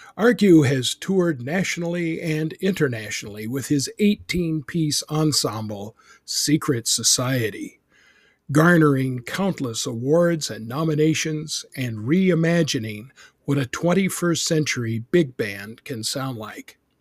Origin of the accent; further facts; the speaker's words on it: Boise, Idaho, United States; I'm from Boise, Idaho.